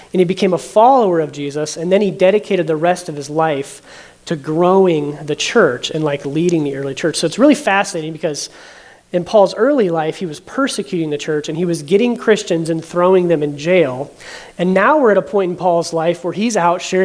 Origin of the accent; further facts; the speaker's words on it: Barberton, Ohio, United States; I grew up right here in Barberton